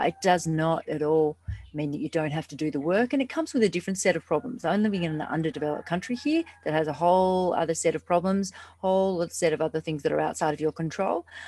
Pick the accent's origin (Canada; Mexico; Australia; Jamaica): Australia; now in Bali, Indonesia; I'm actually from Australia, but I'm, I live in Bali.